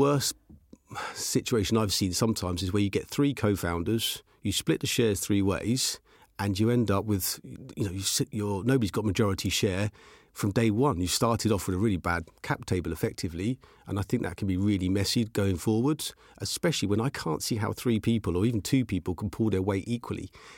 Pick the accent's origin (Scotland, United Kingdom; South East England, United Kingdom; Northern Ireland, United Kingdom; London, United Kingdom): South East England, United Kingdom; Aylesbury; also born or lived in Chesham; Okay, so I was brought up and raised in Chesham. At the age of five, moved to Aylesbury and just had a normal working class background.